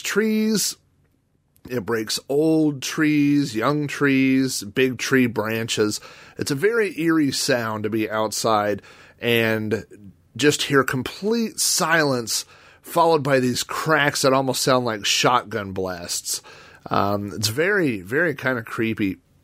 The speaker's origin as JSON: {"language": "English", "town": "Yukon", "region": "Oklahoma", "country": "United States", "tie": "born or raised there", "said": "my hometown, the town I live in, Yukon, Oklahoma"}